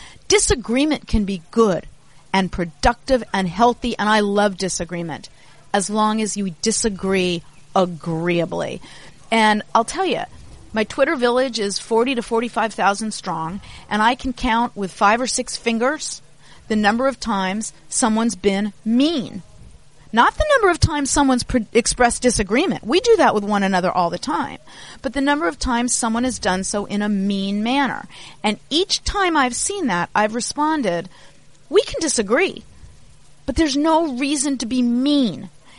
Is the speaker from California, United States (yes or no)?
yes; Los Angeles, California, United States; I grew up in Los Angeles.